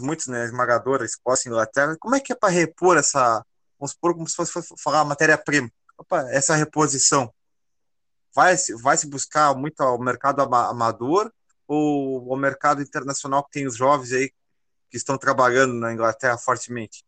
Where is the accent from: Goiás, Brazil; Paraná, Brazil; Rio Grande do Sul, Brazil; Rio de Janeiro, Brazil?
Rio Grande do Sul, Brazil; Pedro Osório area; nós também somos aqui do Rio Grande do Sul, de Pierre Machado, entre Bagé e Pelotas.